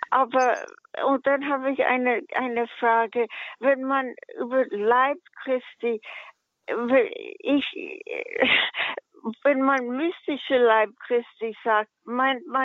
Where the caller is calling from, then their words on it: Munich, Bavaria, Germany; Grüß Gott, ähm, ich komme aus München.